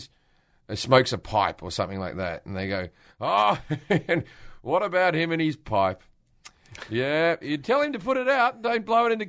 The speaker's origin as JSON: {"language": "English", "country": "Australia", "moved": "as an adult", "said": "I moved away from Australia 20-something years ago"}